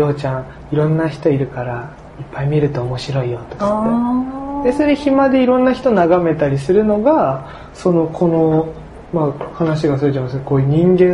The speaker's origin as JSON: {"language": "Japanese", "town": "Tachikawa", "region": "Tokyo", "country": "Japan", "tie": "born or raised there", "said": "僕は立川付近東京のに生まれ育って、"}